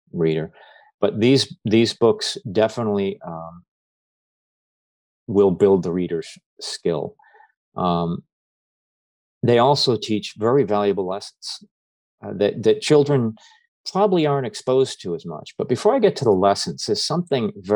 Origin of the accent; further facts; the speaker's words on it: New England, United States; moved away as an adult; now in Florida, United States; I'm from New England